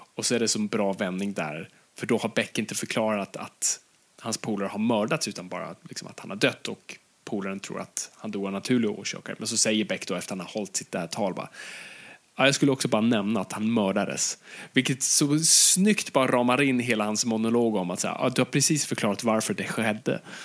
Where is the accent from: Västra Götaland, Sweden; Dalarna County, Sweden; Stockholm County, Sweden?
Stockholm County, Sweden; Stockholm; jag är uppvuxen i, i, i Stockholms innerstad